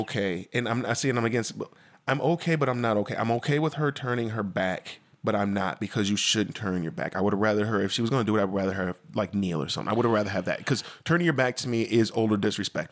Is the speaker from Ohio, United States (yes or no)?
no; DeKalb, Illinois, United States; I lived in DeKalb. I grew up in DeKalb